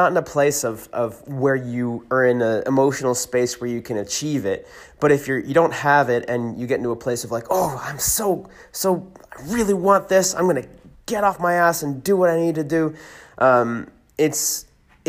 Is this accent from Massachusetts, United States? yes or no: no; California, United States; born or raised there; also born or lived in Hershey, Pennsylvania